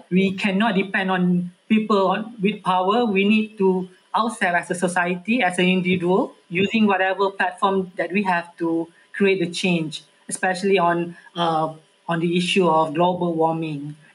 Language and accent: English; Malaysia; as a Malaysian